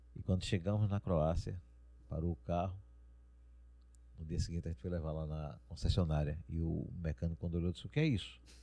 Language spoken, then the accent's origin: Portuguese; Brazil; also born or lived in Caruaru / Croatia; eu sou brasileiro